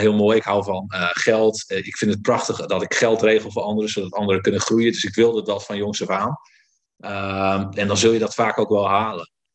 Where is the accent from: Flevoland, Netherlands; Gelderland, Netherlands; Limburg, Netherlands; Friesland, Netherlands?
Friesland, Netherlands; Ik kom uit Friesland, dus ook wel zuinig opgevoed.